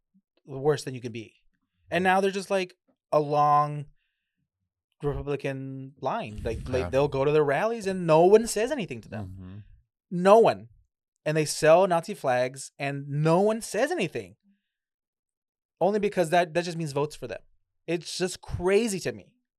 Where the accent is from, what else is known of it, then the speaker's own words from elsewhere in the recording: United States; We were like, we're from America.